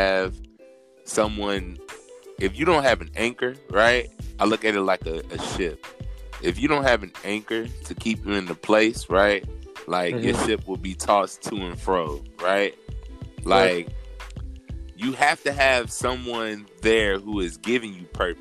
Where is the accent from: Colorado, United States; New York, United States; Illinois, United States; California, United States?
Illinois, United States; Chicago; I'm from Chicago, Illinois